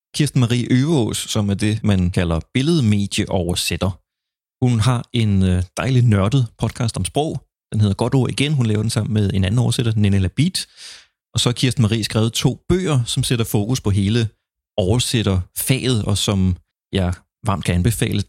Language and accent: Danish; Funen, Southern Denmark, Denmark; jeg er så fra Fyn